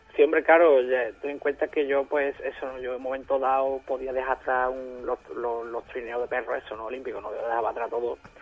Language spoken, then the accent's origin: Spanish; Bavaria, Germany; moved away; yo soy de Baviera, de Baviera, yo soy de Baviera